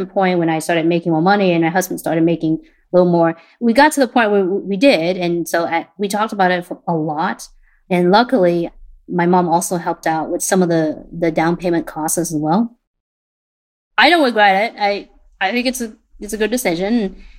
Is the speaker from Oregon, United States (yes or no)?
yes; Portland, Oregon, United States; also born or lived in Vietnam; My second brother, me, and my parents came to Portland in 1995. I was 10 at the time.